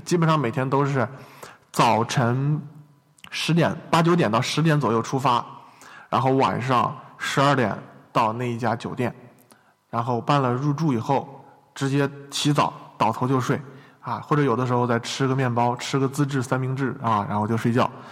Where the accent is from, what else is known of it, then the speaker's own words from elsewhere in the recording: China; moved away; 我从中国